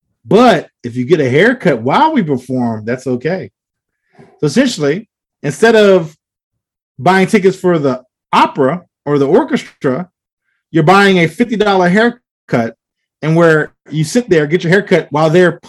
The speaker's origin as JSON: {"language": "English", "country": "United States", "said": "I'm an American"}